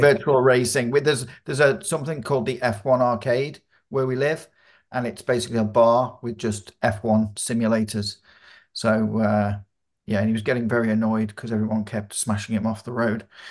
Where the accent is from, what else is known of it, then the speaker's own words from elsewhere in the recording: United Kingdom; I'm a Brit